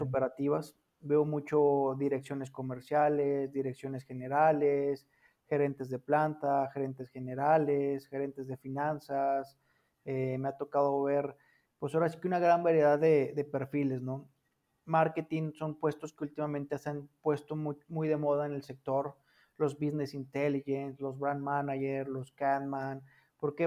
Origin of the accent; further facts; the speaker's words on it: Fresnillo, Zacatecas, Mexico; moved away; Yo soy originario de Fresnillo, Zacatecas